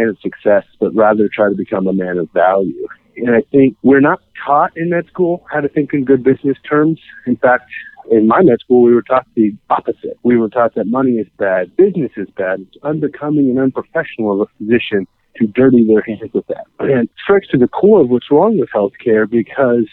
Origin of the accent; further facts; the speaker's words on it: Kansas, United States; I'm born and raised in Kansas